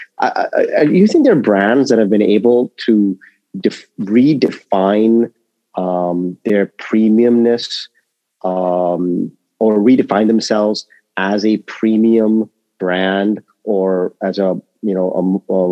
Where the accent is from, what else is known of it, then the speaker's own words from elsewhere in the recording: India; I'm Indian. I'm Indian.